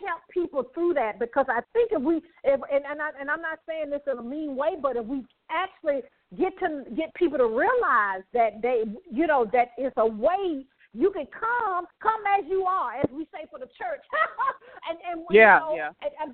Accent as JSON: {"language": "English", "region": "the South", "country": "United States", "said": "I'm from the South."}